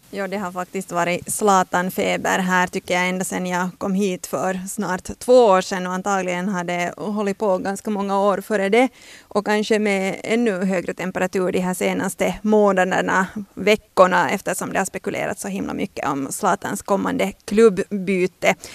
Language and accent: Swedish; Finland; som finlandssvensk